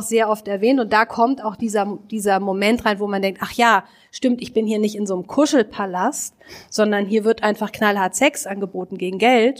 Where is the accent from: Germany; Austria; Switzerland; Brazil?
Germany; Hamburg; now in Berlin, Germany; ich bin Hamburgerin